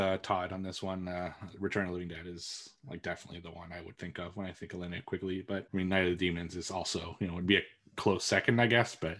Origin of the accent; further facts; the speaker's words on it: Canada; I'm fluent in French. However, and this is the same thing in English, really. I'm French Canadian, not French from France.